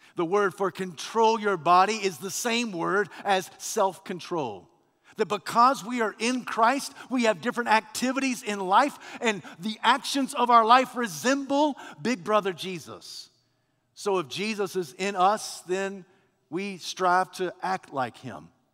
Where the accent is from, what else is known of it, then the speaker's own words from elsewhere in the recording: United States; I'm a man, I'm a preacher, I'm an American